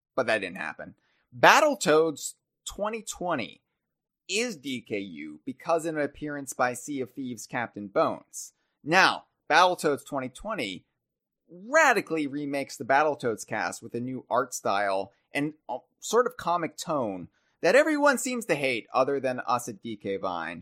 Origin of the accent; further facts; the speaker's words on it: United States; being American, being in the Americas